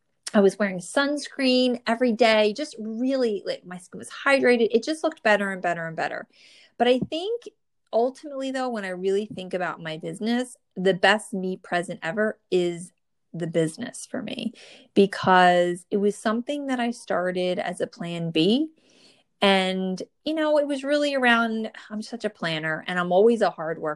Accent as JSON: {"language": "English", "region": "New Jersey", "country": "United States", "tie": "born or raised there"}